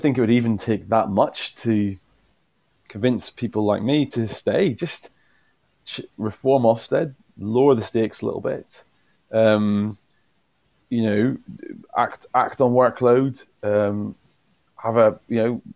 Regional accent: Northern Ireland, United Kingdom; moved away; also born or lived in Essex; I'm from Northern Ireland originally

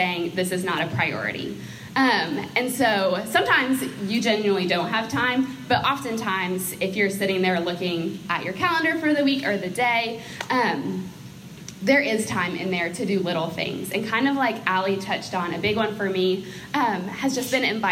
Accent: Maine, United States; moved away as an adult; now in Charlotte, United States; I am from Maine, moved to Charlotte to go to college

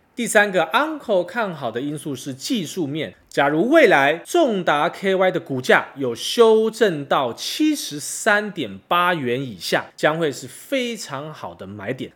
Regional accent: Taiwan; 我明明是台湾人

